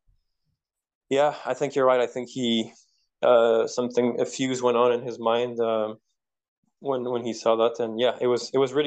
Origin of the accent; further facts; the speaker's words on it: Quebec, Canada; first language French; English is a second language; I'm from Quebec. We speak the same language